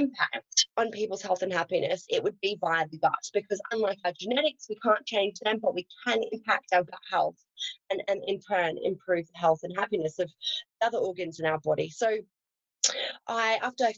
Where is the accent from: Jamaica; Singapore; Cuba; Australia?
Australia; accent: Australian; I was raised on a farm in Australia, so I'm an Aussie girl, hence the accent.